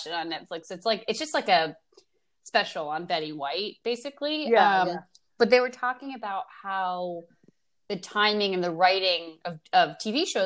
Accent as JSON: {"language": "English", "town": "Oakland", "region": "New Jersey", "country": "United States", "tie": "born or raised there", "said": "I called City Hall of my hometown, Oakland, New Jersey, when I was in, I had to be in like third or fourth grade"}